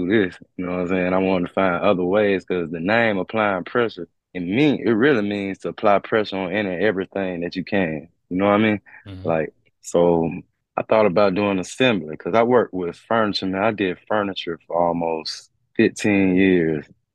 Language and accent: English; Montgomery, Alabama, United States; I was born in Montgomery, Alabama, December 5th, 1985. Love my city